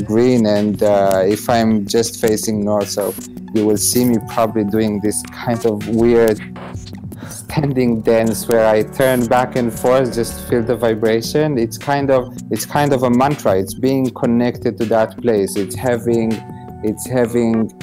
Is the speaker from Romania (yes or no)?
yes; Romania; moved away; also born or lived in Israel; I was born in Romania in a very poor environment. I was then an immigrant in Israel.